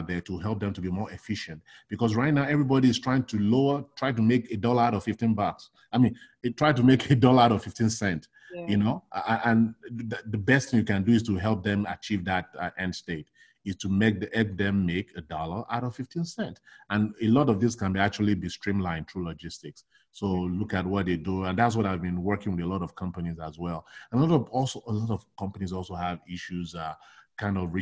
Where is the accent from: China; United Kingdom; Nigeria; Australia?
Nigeria; moved away as an adult; also born or lived in New York, United States; now in United States; I was born and raised in Nigeria. I grew up in Nigeria. I did all my formative education in Nigeria. Then I migrated to the United States in 1996.